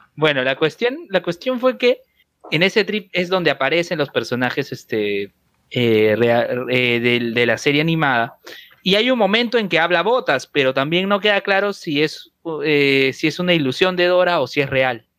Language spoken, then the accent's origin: Spanish; Peru; somos peruanos